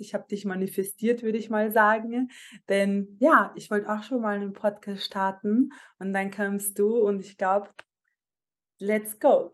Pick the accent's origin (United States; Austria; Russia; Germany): Austria; Vienna; Ich bin normalerweise in Wien geboren ähm, und aufgewachsen, zur Schule gegangen